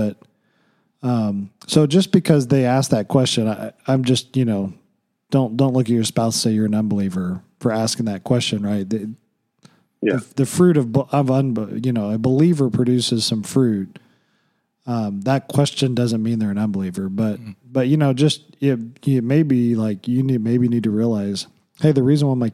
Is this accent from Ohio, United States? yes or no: no; Oklahoma, United States; when I grew up in Oklahoma